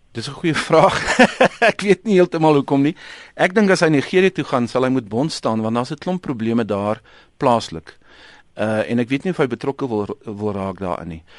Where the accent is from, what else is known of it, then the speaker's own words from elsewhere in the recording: South Africa; as Suid-Afrikaners